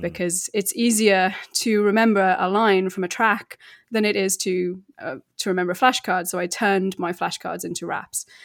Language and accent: English; United Kingdom; now in Verona, Italy; I'm British, but I'm based in Italy